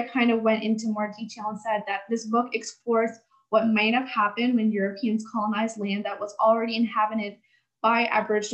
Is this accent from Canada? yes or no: yes; Canada; I live in the West, I come from Canada